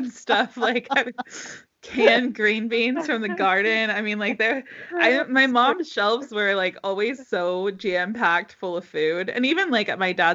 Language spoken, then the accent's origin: English; United States; moved away; I'm American